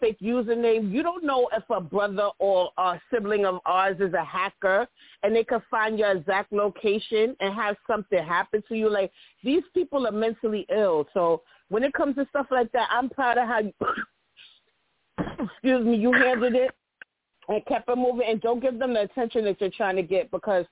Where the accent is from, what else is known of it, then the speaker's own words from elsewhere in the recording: New York City, New York, United States; I'm from the Bronx